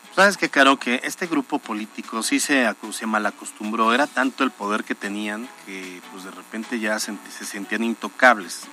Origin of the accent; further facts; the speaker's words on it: Puebla, Mexico; como, poblanos